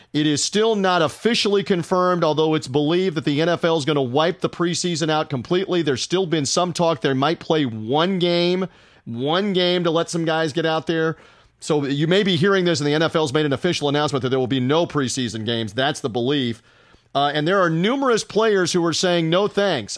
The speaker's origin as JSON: {"language": "English", "town": "Memphis", "region": "Tennessee", "country": "United States", "tie": "born or raised there", "said": "my hometown of Memphis"}